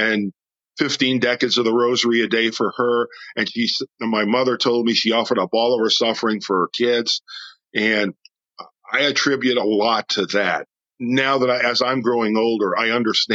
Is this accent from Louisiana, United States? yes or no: yes; New Orleans, Louisiana, United States; also born or lived in Aurora, Illinois; I was born here in New Orleans. Then my father found work, and we moved to Aurora, Illinois for about 5 years. When I was a young child, made my first communion up there at Holy Angels Parish. And then we came back here